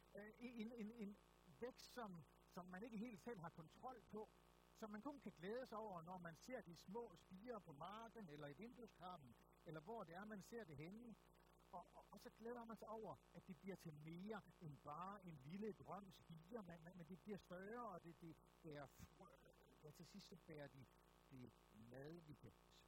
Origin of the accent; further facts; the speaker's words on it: Aarhus, Central Denmark Region, Denmark; jeg er født og opvokset i Aarhus